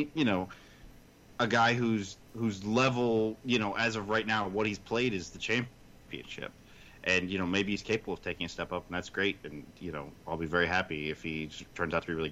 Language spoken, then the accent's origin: English; United States; I'm an American homer